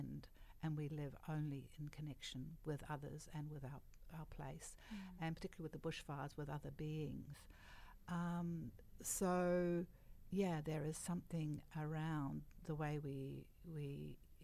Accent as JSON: {"language": "English", "country": "New Zealand", "said": "I come from Aotearoa"}